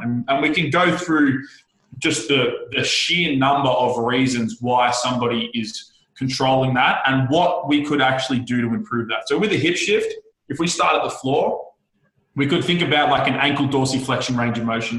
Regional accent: Australia; I am the Australian podcast whore.

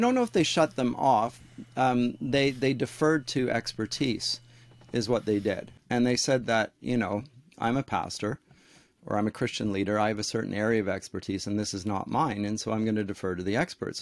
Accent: Canada; also born or lived in Durham, England; I'm a Canadian

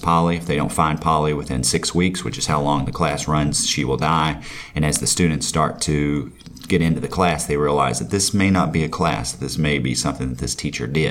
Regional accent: McCreary County, Kentucky, United States; I grew up in McCray County

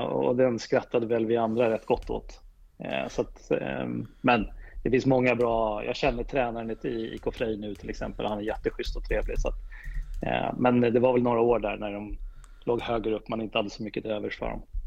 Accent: Täby, Stockholm County, Sweden; Jag är ju född och uppvuxen i Täby

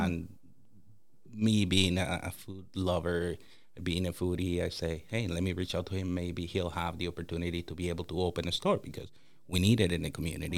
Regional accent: Dominican Republic; also born or lived in Toronto, Ontario, Canada; now in St. Peters Bay, Canada; growing up in the Dominican Republic

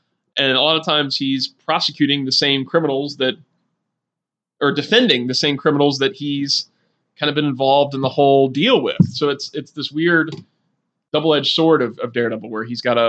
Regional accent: United States; I'm an American

